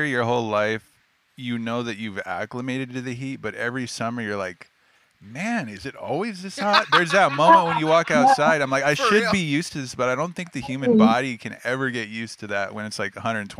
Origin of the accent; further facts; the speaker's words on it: Arizona, United States; I am born and raised in Arizona